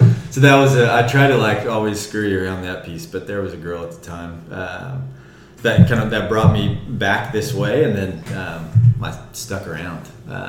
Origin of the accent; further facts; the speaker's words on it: Fort Worth, Texas, United States; moved away as an adult; also born or lived in Hesston, Kansas; now in Wichita, United States; I'm from Fort Worth, Texas. Originally, I try to make it clear whenever people ask me that question, especially being not a local Wichitan or a local Kansan, I am from Fort Worth, Texas, not Dallas, Texas, not Dallas, Fort Worth, but Fort Worth